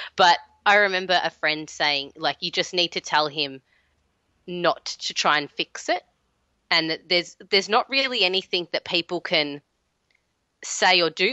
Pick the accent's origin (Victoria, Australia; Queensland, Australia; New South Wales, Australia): Victoria, Australia; Melbourne; I am in Melbourne, my hometown.